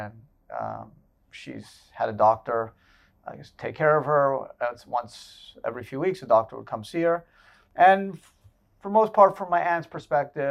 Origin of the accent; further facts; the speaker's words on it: Canada; moved away as an adult; now in United States; I was born in Canada and I spent first 22 years of my life there